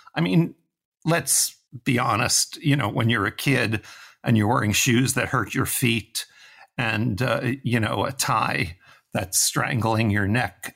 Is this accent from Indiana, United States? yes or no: no; New York City, New York, United States; I'm from New York City, from Manhattan. which tells you immediately, you know, that my childhood was spent on concrete streets